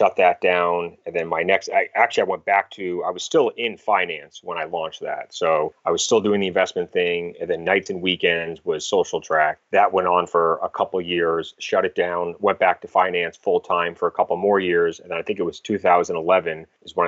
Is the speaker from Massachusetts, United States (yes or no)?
yes; Cape Cod, Massachusetts, United States; also born or lived in Boston, Massachusetts / Newport, Rhode Island; originally from the Massachusetts area, kind of grew up on Cape Cod, lived in Boston for a bunch of years after college